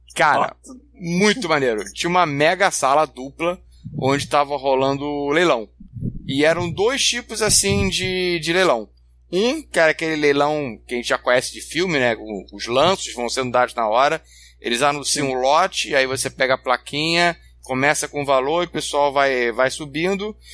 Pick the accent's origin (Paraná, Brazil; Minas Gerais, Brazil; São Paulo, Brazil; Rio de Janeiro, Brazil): Rio de Janeiro, Brazil; eu sou, eu sou carioca